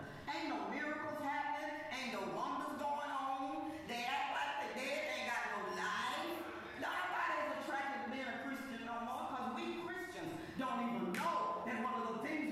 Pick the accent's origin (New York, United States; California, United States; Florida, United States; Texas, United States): California, United States; Compton; I'm from Compton.